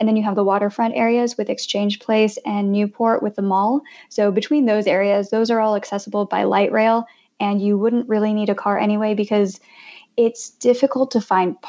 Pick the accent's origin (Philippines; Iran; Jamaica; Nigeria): Philippines; now in Jersey City, United States; And so I'm Filipina, so I'm so excited about all of the Filipino food options that we have here.